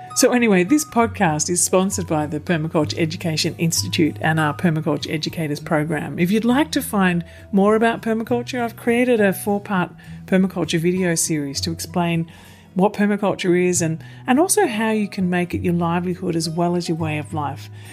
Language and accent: English; Kulin Nation, Mullum Mullum River area, Victoria, Australia; moved away; I'm originally from um, sort of the area around the Kulin Nation along the Mullum Mullum River